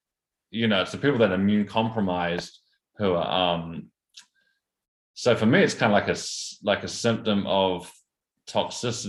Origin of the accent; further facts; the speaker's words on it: Taranaki, New Zealand; I grew up in the Naki